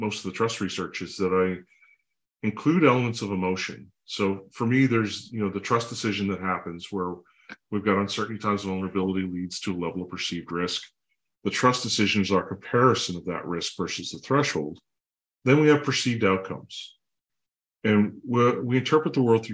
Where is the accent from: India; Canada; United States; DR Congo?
Canada; I'm a Canadian, I'm a dad, I have two kids